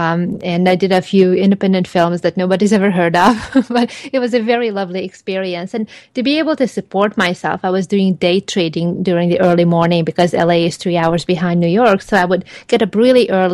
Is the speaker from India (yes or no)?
no; Hungary; also born or lived in Los Angeles, United States; now in Palm Desert, United States; I'm originally from Hungary, and I lived in six other countries before moving over here.